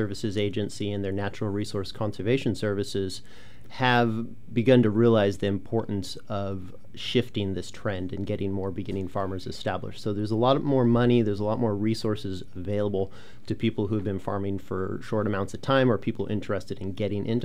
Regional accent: Central Valley of California, United States; I grew up in the Central Valley of California

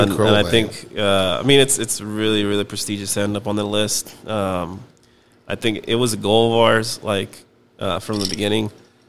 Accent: Weslaco, Texas, United States; also born or lived in College Station, Texas; we're both originally from Weslaco.

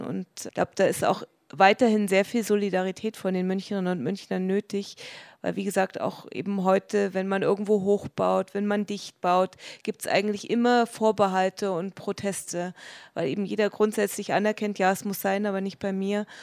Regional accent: Dresden, Saxony, Germany; now in Munich, Germany; ich komme aus Dresden

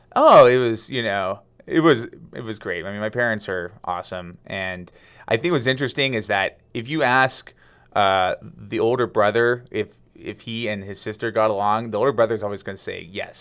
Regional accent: Madera, California, United States; also born or lived in Lodi, California; I was born in Lodi, but, um, I grew up in Madera, which is a, uh, a small town, a farming town in just north of Fresno

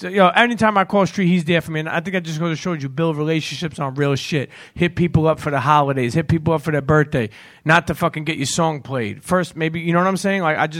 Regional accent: New York City, New York, United States; moved away as an adult; now in Atlanta, United States; Growing up in New York City

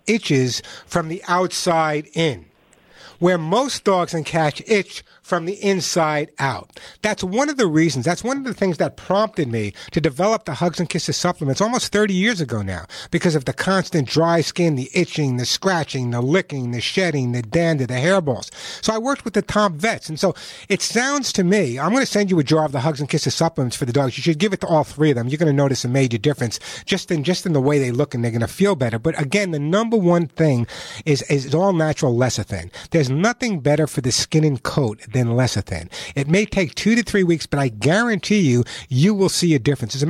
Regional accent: New York, United States; Nor would you ever know I was from New York

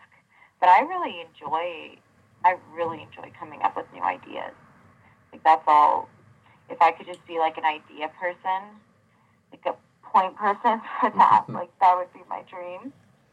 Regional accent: Big Bear, California, United States; when I was growing up there

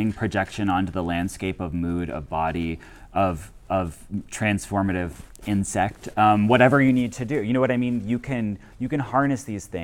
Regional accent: West Virginia, United States; as a gay man growing up in West Virginia

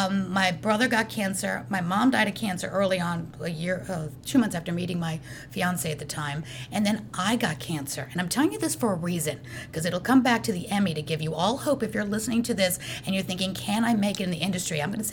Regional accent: New York, United States; I grew up in the New York City world.

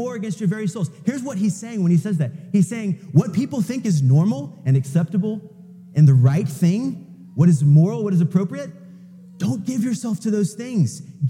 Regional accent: United States; it's actually not what we as American Christians have come to think.

